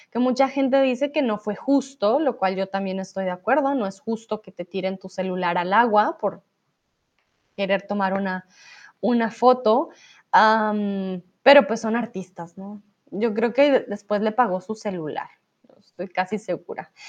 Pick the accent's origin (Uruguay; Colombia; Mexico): Colombia; para aquellos que no saben, soy de Colombia, entonces estuve allí para Navidad